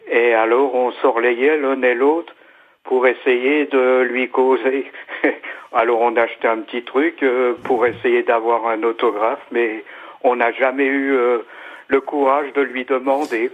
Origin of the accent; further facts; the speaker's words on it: Nancy, Grand Est, France; now in Matzenheim, France; Nancy, ma ville natale